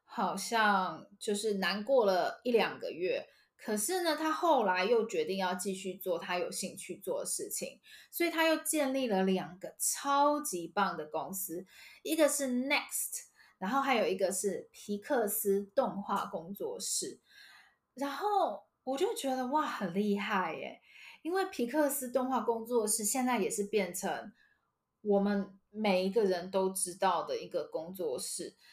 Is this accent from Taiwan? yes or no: yes; Taiwan; 我们台湾人